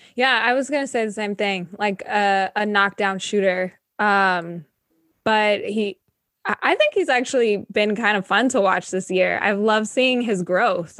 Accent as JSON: {"language": "English", "town": "Sacramento", "region": "California", "country": "United States", "said": "I'm from Sacramento. I'm in Sacramento right now"}